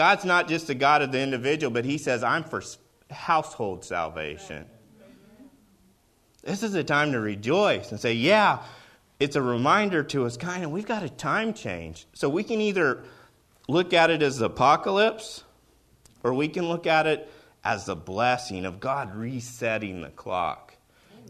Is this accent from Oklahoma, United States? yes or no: yes; Oklahoma, United States; I'm from Oklahoma